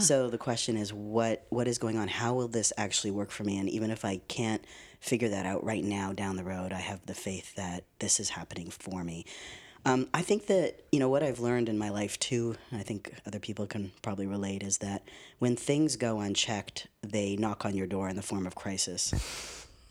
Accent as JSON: {"language": "English", "town": "Winnipeg", "region": "Manitoba", "country": "Canada", "also_born_or_lived": "Vancouver", "moved": "as an adult", "lives_now": "Los Angeles, United States", "said": "I'm Canadian"}